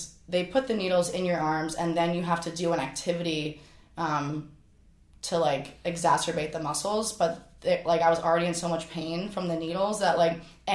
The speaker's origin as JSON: {"language": "English", "area": "Flourtown, on the Schuylkill", "region": "Pennsylvania", "country": "United States", "tie": "born or raised there", "moved": "yes"}